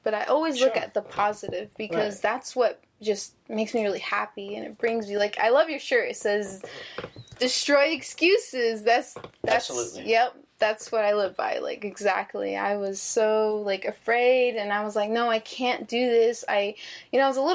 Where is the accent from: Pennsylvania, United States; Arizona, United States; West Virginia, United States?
Arizona, United States; Phoenix; moved away as an adult; now in Las Vegas, United States; growing up in Phoenix